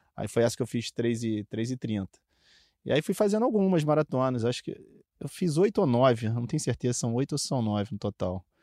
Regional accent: Niterói, Rio de Janeiro, Brazil; Eu sou de Niterói

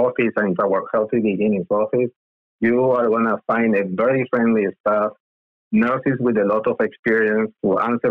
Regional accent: Argentina; also born or lived in Lima, Peru / Philadelphia, United States; now in United States; I was born in Lima, Peru, and raised in Argentina

